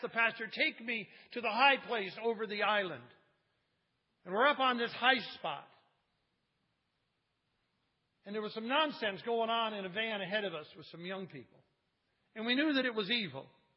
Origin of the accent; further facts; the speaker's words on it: Cleveland, Ohio, United States; moved away; I got friends back in Cleveland, in my hometown